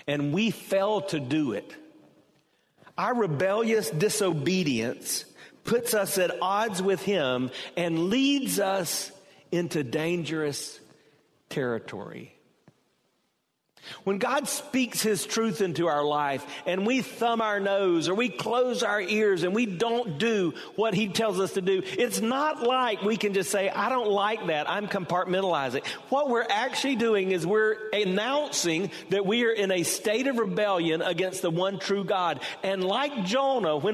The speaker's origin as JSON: {"language": "English", "town": "Hartsville", "region": "South Carolina", "country": "United States", "tie": "born or raised there", "moved": "yes", "lives_now": "Temple Terrace, United States", "said": "I was born in Hartsville, South Carolina. I never intended to live in Temple Terrace, Florida"}